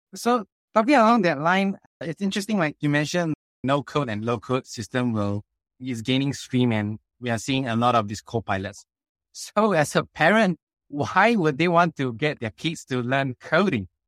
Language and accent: English; Singapore; also born or lived in Australia / United States / China; I came from the Singapore education system